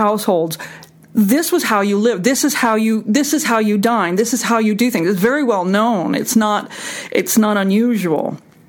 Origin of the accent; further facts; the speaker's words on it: East Coast, United States; We're all from the East Coast. You know, we all know the same rules.